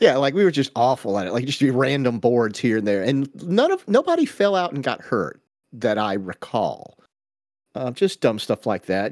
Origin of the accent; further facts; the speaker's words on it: Georgia, United States; we grew up in Georgia in the eighties, so we all had go-karts